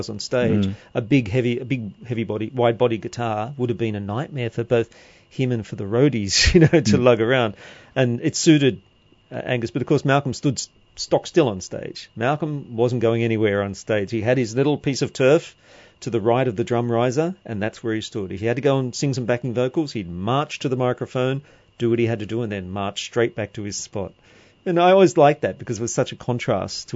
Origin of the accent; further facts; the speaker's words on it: Sydney, New South Wales, Australia; as a kid growing up in Western Sydney myself in the early mid-70s